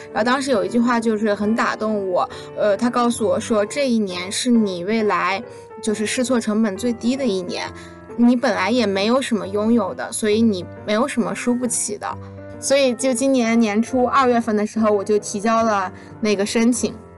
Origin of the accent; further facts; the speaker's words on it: Lanzhou, Gansu, China; 我是兰州人，兰州到北京有一辆车是 Z 二一